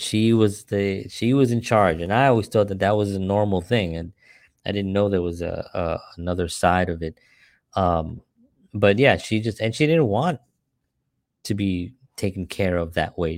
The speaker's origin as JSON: {"language": "English", "town": "New York City", "region": "New York", "country": "United States", "tie": "born or raised there", "said": "growing up in the Bronx"}